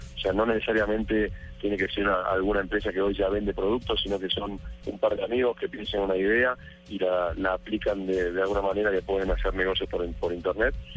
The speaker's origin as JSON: {"language": "Spanish", "country": "Argentina", "moved": "as an adult", "lives_now": "Colombia", "said": "soy argentino, estoy hace dos años y medio aquí en Colombia"}